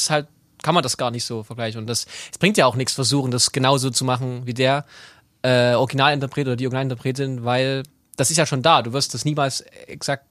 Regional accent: Chemnitz, Saxony, Germany; ich bin in Chemnitz aufgewachsen

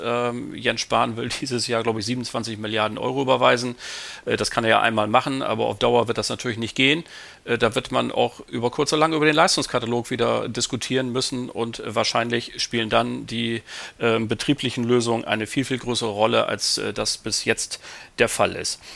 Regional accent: Bremen, Germany; als Bremer

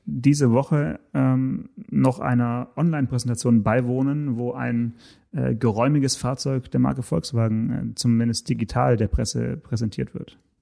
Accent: Swabian Jura, around Stuttgart, Baden-Württemberg, Germany; über die Schwäbische Alb hier ganz äh, in, in, in meiner Heimat

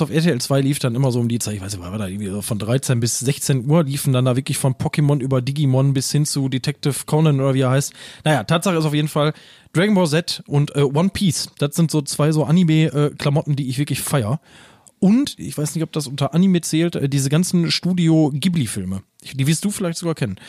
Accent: Essen, North Rhine-Westphalia, Germany; accent: Ruhrpott; Das ist übrigens mein Geburtsort

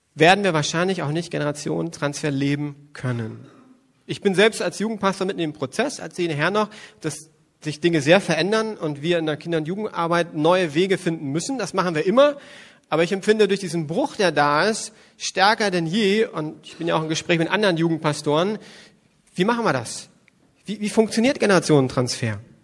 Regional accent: West Germany, Germany; ich komme aus Westdeutschland

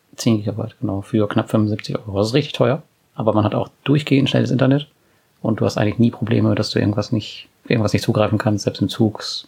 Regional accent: Germany

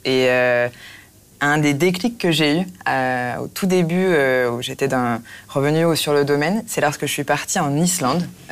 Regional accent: Marne Valley, Grand Est, France; je viens de Vallée de la Marne

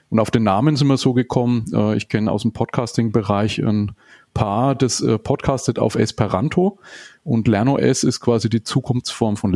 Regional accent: Nuremberg, Bavaria, Germany; äh, auch aus Nürnberg wie du, 44 Jahre, ähm, verheiratet, habe eine neunjährige Tochter, lebe auch hier in Nürnberg

